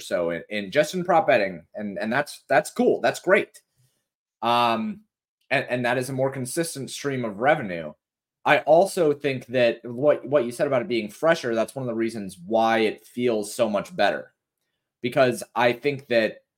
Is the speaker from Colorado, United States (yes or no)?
yes; Colorado, United States; now in Tennessee, United States; I haven't seen snow since we moved from Colorado